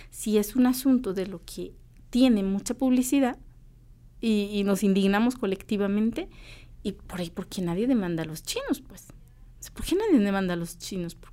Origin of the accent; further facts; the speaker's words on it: Chichicastenango, Quiché, Guatemala; yo soy de Chichi, es un gusto de una chichica azteca que lo hizo una mujer de Santiago Titlán.